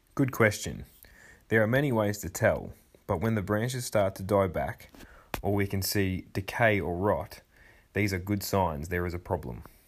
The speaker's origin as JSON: {"language": "English", "town": "Wodonga", "region": "Victoria", "country": "Australia", "tie": "born or raised there", "said": "my hometown of Wodonga"}